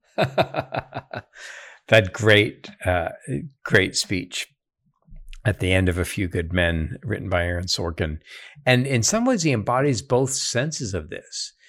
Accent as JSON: {"language": "English", "country": "United States"}